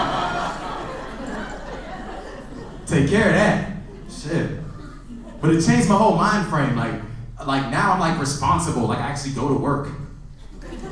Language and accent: English; New York, United States; I'm from New York